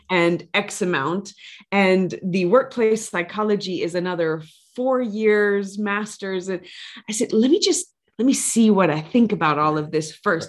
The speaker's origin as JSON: {"language": "English", "region": "Louisiana", "country": "United States", "said": "I come from Louisiana"}